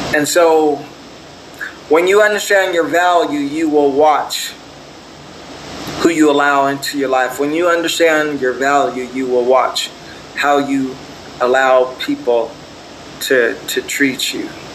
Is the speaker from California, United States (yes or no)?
yes; Torrance, California, United States; I was born in Torrance, California